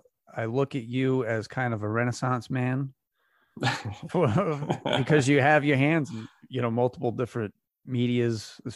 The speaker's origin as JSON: {"language": "English", "town": "Westport", "region": "Massachusetts", "country": "United States", "tie": "born or raised there", "also_born_or_lived": "Fall River", "lives_now": "Bourne, United States", "said": "I grew up in Westport"}